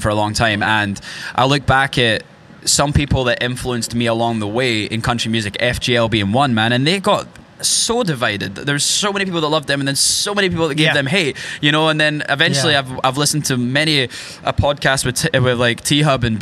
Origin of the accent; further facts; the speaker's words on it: rural Scotland, United Kingdom; now in Nashville, United States; I grew up in rural Scotland